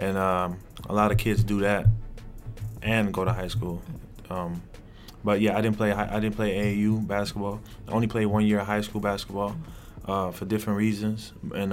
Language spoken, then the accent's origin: English; Los Angeles, California, United States; born or raised there; moved away as an adult; also born or lived in Amsterdam, Netherlands / the South, United States